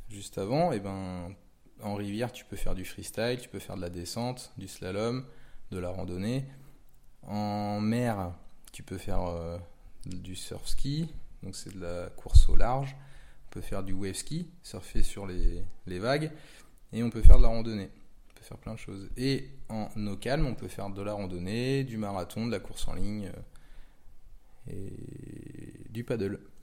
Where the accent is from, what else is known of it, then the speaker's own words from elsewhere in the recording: Pontivy, Brittany, France; Je suis originaire de Pontivy, dans le Morbihan.